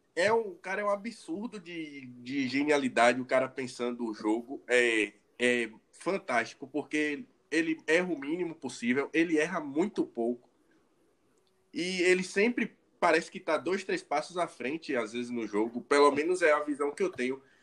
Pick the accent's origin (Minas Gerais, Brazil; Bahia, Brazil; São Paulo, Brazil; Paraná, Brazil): Bahia, Brazil; eu sou baiano